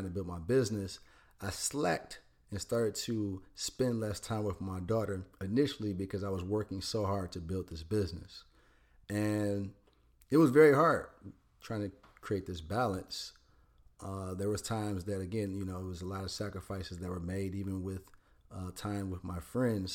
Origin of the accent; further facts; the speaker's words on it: Detroit, Michigan, United States; In Detroit. I grew up in Detroit, Michigan